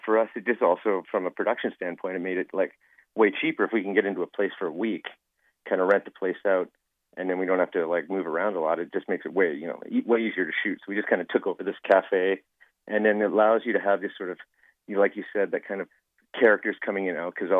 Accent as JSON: {"language": "English", "town": "Calgary", "region": "Alberta", "country": "Canada", "tie": "born or raised there", "said": "I grew up in Calgary for 27 years"}